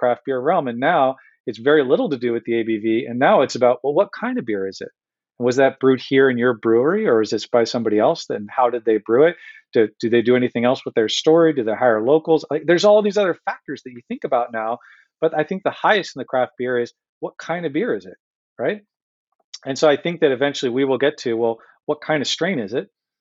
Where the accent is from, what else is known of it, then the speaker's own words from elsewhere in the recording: Santa Cruz, California, United States; now in Michigan, United States; when I was growing up in California, I'm up in Santa Cruz